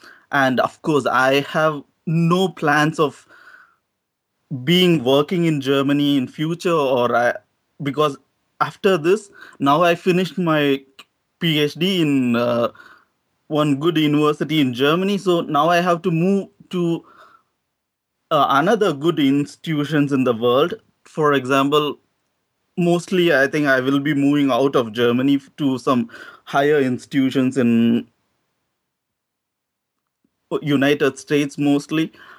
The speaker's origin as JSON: {"language": "English", "region": "South India", "country": "India", "moved": "yes", "said": "I'm from South."}